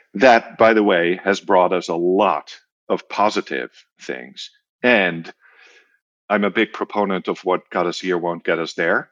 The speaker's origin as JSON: {"language": "English", "country": "Netherlands", "also_born_or_lived": "Germany / North America", "moved": "yes", "said": "I am from the Netherlands originally"}